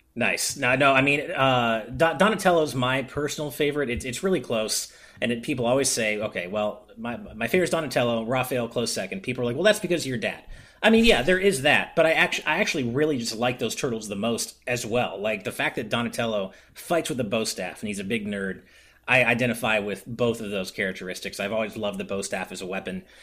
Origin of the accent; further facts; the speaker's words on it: Los Angeles, California, United States; I was born and raised in SoCal